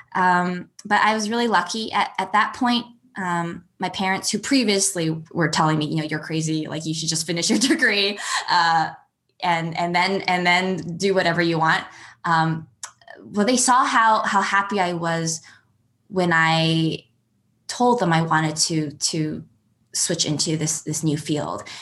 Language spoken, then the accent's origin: English; Calgary, Alberta, Canada; also born or lived in Edmonton, Alberta; I grew up in Alberta. I was born in Edmonton and grew up in Calgary.